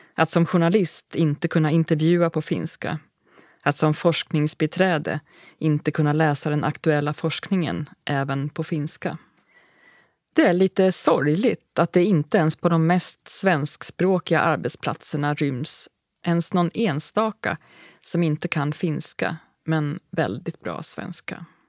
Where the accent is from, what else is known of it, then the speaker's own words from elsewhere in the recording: Sweden; moved away as an adult; also born or lived in Uppsala, Sweden; now in Finland; I början av september nittonhundranittioåtta hade jag tagit båten från Sverige till Finland som vanligt, med det enda undantaget att jag tog med mig allt jag äger och har